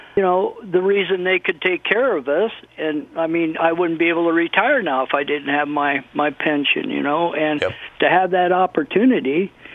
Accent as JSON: {"language": "English", "region": "Nebraska", "country": "United States", "also_born_or_lived": "California", "moved": "as an adult", "said": "when I graduated from high school in 1966, I moved to California from Nebraska."}